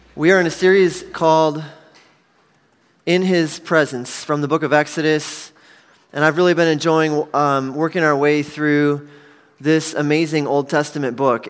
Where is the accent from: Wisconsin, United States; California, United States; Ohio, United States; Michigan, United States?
Wisconsin, United States; Milwaukee; I was born and raised in Milwaukee